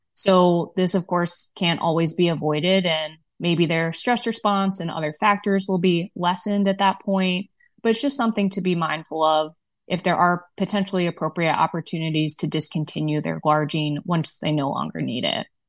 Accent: Midwest, United States; as a Midwesterner

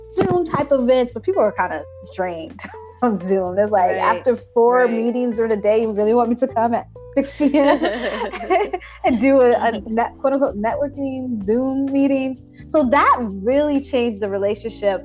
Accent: Chicago, Illinois, United States; moved away as an adult; now in Boston, United States; I'm from Chicago. When I moved to Boston

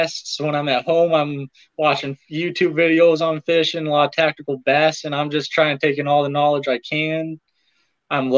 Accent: Arcadia, Nebraska, United States; now in Grand Island, United States; I'm actually from a small town called Arcadia

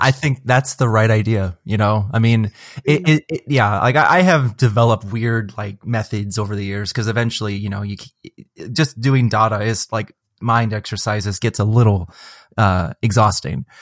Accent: Seattle, Washington, United States; I'm from Seattle

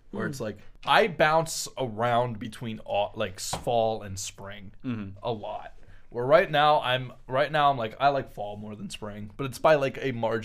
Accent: United States; because we're American.

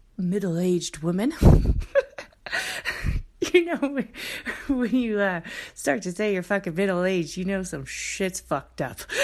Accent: Oakland, California, United States; I kinda grew up in, um, uh, Oakland, California

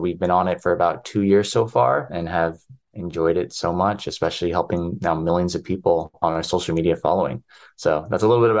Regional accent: Downey, California, United States; also born or lived in Orange County, California; I come from Filipino-American background, born in Orange County area, but grew up all the way in Los Angeles and Downey, California, if anybody knows where that's at.

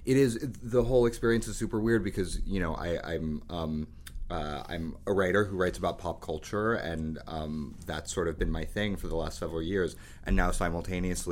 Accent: New York City, New York, United States; I had a very colorful run as a teenager growing up in New York City

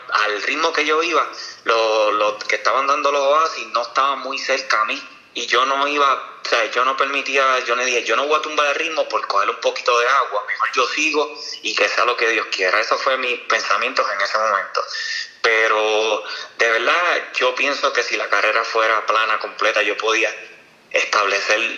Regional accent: Orocovis, Puerto Rico; Hice unas repeticiones en mi pueblo, en Orocovi, y me sentí muy bien.

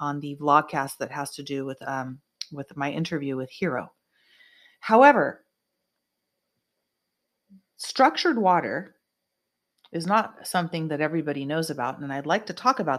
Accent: United States; I am an American, and I bleed red, white, and blue

